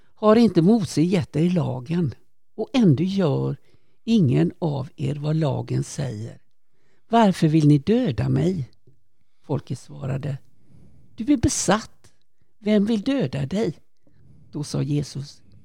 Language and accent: Swedish; Kungsbacka, Halland County, Sweden; är född och uppvuxen i Kungsbacka